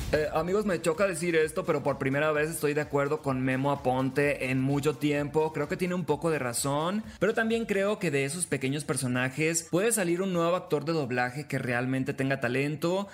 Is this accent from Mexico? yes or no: yes; Mexico; somos mexicanos